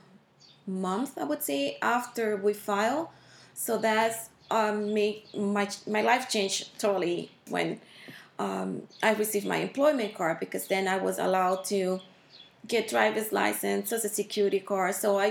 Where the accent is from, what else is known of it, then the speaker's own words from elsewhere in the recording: Dominican Republic; moved away as an adult; now in Pennsylvania, United States; I'm from Dominican Republic.